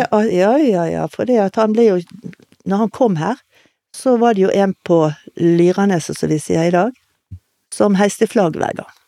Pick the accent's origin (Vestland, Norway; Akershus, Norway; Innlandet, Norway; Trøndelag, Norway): Vestland, Norway; Bergen; also born or lived in Tromsø / Laksevåg; født og oppvokst i Åsane